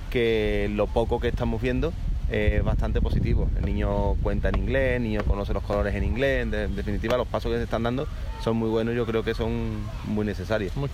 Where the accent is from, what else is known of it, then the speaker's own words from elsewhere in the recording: Italy; porque yo soy italiano